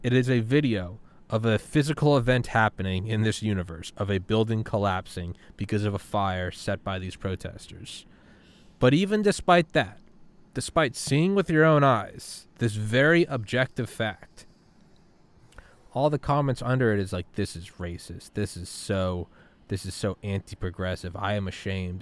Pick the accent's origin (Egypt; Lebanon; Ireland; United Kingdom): Ireland; now in United States; I'm an immigrant. I'm an Irish immigrant